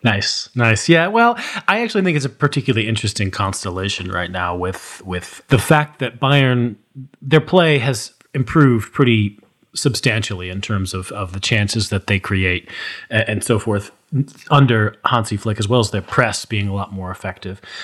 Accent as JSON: {"language": "English", "country": "United States", "said": "as an American"}